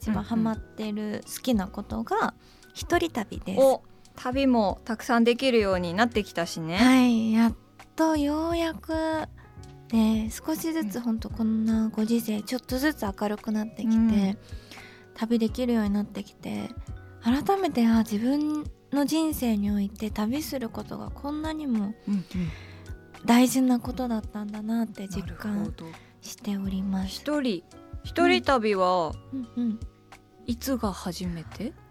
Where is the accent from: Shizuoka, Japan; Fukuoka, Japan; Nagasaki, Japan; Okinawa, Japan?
Nagasaki, Japan; Kyushu; 九州の大分県九州の長崎県出身なんですけど、